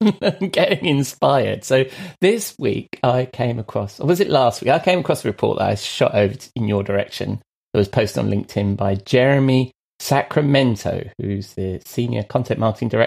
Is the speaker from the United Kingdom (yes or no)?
yes; London, United Kingdom; I was born in London, not very far from the ground.